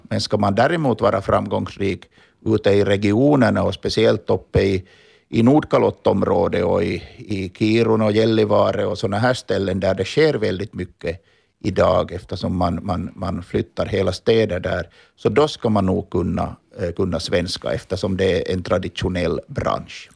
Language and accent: Swedish; Finland; now in Stockholm, Sweden; som vi finländare är vana att, att vara